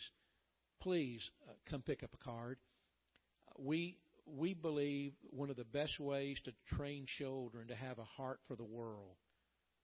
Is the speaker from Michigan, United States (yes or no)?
no; Atlanta, Georgia, United States; I grew up in Atlanta, Georgia, and my pastor